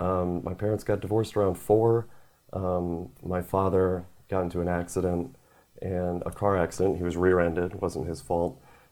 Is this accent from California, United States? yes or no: no; Wisconsin, United States; also born or lived in Georgia; Yeah, I was born in Georgia, moved to Wisconsin shortly after. Mm-hmm. Family moved around a lot.